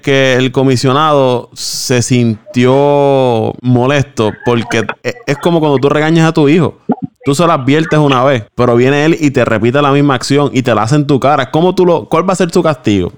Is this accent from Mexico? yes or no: no; Puerto Rico; como puertorriqueño